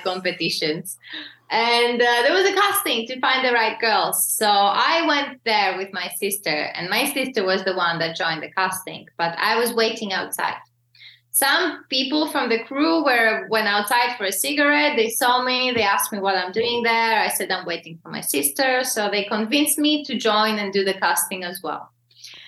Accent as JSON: {"language": "English", "country": "Greece", "tie": "born or raised there", "also_born_or_lived": "Slovakia", "moved": "yes", "said": "Slovakian, and I grew up in Greece."}